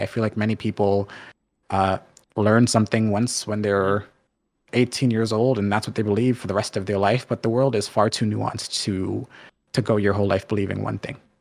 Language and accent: English; Canada; also born or lived in Jamaica (ancestry); I'm Jamaican, but I'm first generation Canadian